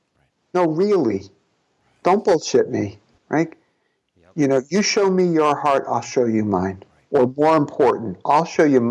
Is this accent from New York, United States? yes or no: yes; New York City, New York, United States; we're both from Brooklyn